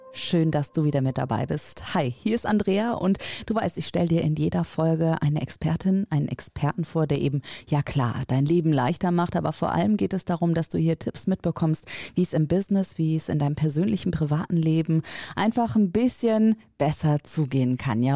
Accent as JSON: {"language": "German", "region": "Rhineland", "country": "Germany", "tie": "born or raised there", "also_born_or_lived": "northern Germany", "moved": "as an adult", "said": "als äh, gebürtige Rheinländerin"}